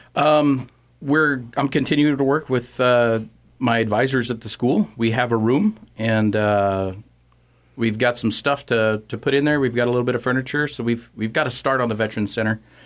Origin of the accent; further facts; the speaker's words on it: Torrington, Wyoming, United States; I grew up in Torrington